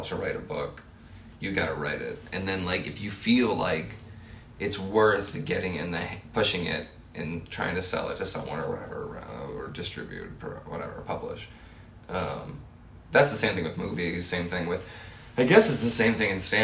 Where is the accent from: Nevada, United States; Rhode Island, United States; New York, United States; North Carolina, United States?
Rhode Island, United States; moved away as an adult; now in Chicago, United States; I'm from Rhode Island